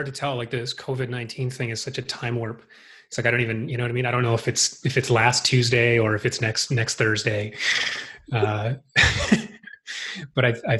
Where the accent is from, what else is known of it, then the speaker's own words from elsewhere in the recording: Winnipeg, Manitoba, Canada; moved away as an adult; also born or lived in Vancouver Island, British Columbia; now in British Columbia, Canada; Yeah, from Winnipeg. But I did live out on the island for about 10 years before going back to Winnipeg.